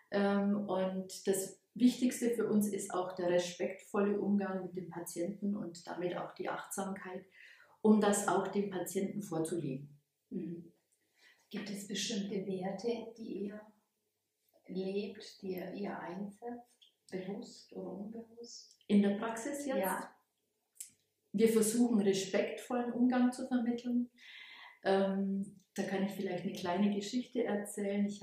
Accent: Bavaria, Germany; now in Ulm, Germany; So hat es mich hierher verschlagen. Ursprünglich komme ich aus der Oberpfalz und habe dann hier in, in Ulm studiert

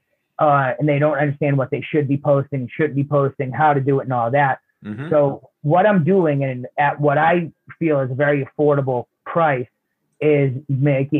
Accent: Bedford, Massachusetts, United States; where are you from? I said, Bedford

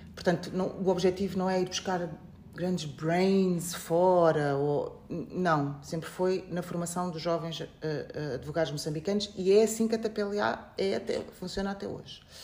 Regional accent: Portugal; moved away as an adult; also born or lived in Beira, Mozambique / Coimbra, Portugal; now in Mozambique; nasci na Beira, fui muito cedo, com 4 anos, para Portugal

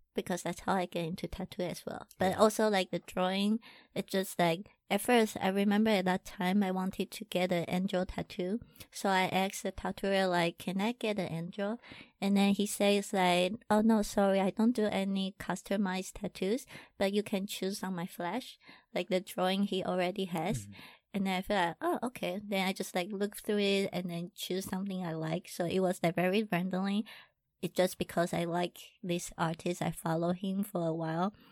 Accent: Taiwan; English is a second language; I'm from Taiwan.

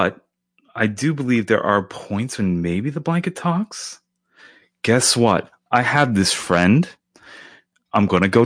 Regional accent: United States; I'm American

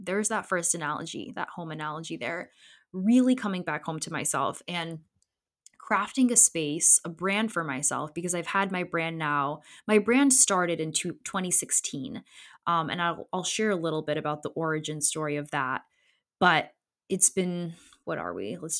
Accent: Connecticut, United States; also born or lived in Poland; I was born in Poland in 92 and I'm an immigrant. I came over with my family in 94 after my brother was born shortly. And my upbringing in Poland and me growing up as a Polish immigrant in Connecticut

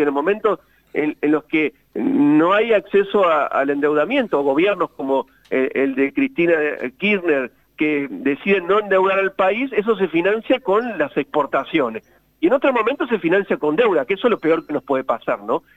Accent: Argentina

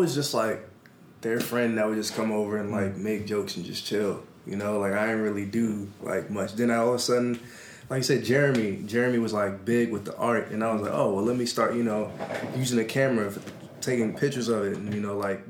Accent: Maryland, United States; now in California, United States; I'm from Maryland

